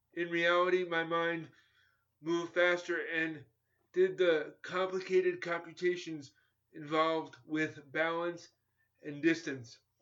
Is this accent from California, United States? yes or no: no; New York, United States; born or raised there